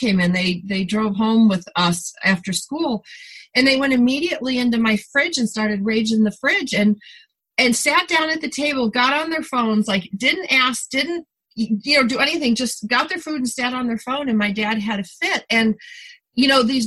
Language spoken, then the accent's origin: English; New York, United States; now in California, United States; I'm a New Yorker by birth